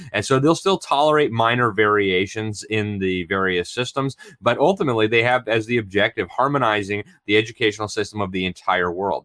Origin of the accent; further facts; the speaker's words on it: United States; I'm from America, and I'm very proud to be an American